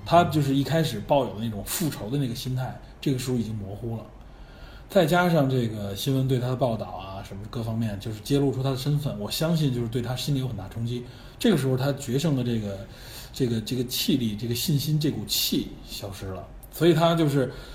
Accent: China; 我们中国人

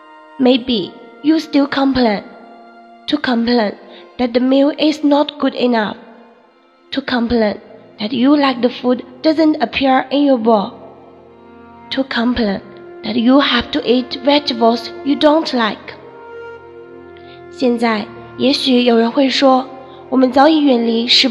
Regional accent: Lhasa, Tibet, China; 大家好，我是来自拉萨的一名藏族女生。今天我想以一个演讲的形式唤起大家对粮食的珍惜。

